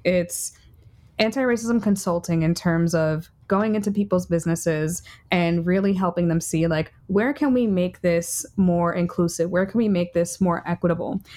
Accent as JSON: {"language": "English", "town": "New York City", "region": "New York", "country": "United States", "said": "I'm a New Yorker"}